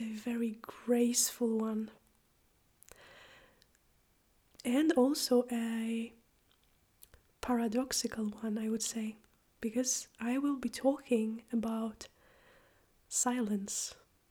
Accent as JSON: {"language": "English", "country": "Poland", "moved": "as an adult", "lives_now": "Iceland", "said": "I am from Poland, but I live and teach and practice in Iceland."}